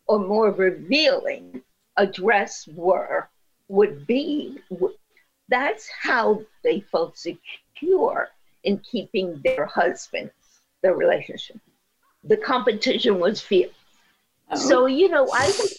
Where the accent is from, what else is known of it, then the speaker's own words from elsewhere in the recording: Puerto Rico; I speak Spanish from Puerto Rico. I'm from Puerto Rico